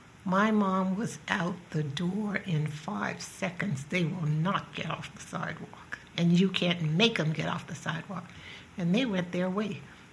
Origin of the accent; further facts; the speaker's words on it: New Orleans, Louisiana, United States; I grew up in the South in New Orleans under strict segregation, one of eight children. My dad worked in a factory and my mom was a housekeeper